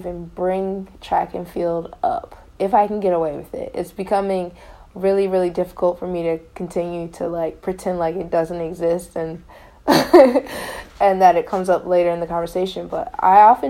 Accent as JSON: {"language": "English", "town": "Elyria", "region": "Ohio", "country": "United States", "said": "I'm from Elyria, Ohio. We have one public high school"}